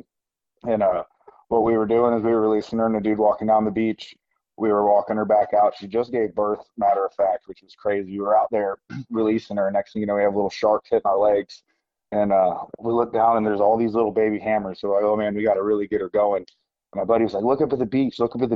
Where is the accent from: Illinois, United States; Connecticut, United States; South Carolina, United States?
South Carolina, United States; Beaufort; I grew up here in Beaufort, South Carolina, on we're Sea Island